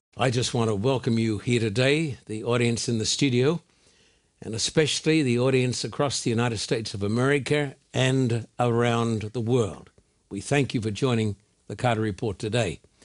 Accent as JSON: {"language": "English", "town": "Brisbane", "region": "Queensland", "country": "Australia", "tie": "born or raised there", "said": "When I was a boy growing up in Brisbane, Australia"}